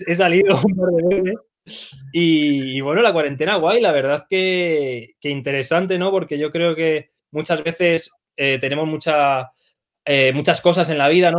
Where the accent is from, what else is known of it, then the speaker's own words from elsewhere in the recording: Arganda del Rey, Community of Madrid, Spain; soy de Arganda del Rey